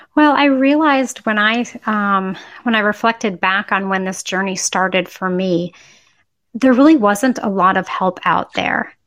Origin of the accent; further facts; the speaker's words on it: Boston, Massachusetts, United States; also born or lived in Syracuse / Chapel Hill; now in Austin, United States; I grew up in Boston